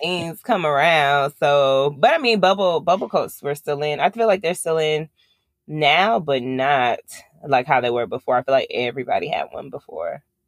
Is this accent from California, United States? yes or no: no; Long Island, New York, United States; I'm from Long Island